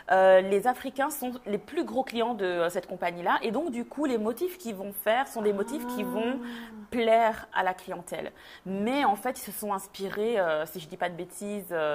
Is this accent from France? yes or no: no; Belgium; moved away as an adult; now in Montreal, Canada; moi, je suis née, j'ai grandi en Belgique. Je suis d'origine congolaise. Et euh, il y a presque neuf ans maintenant, avec euh, mon mari, on a décidé de quitter la Belgique pour s'installer euh, à Montréal.